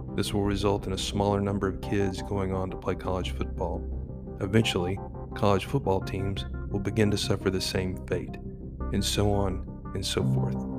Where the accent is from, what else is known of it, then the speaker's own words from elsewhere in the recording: Texas, United States; my home state of Texas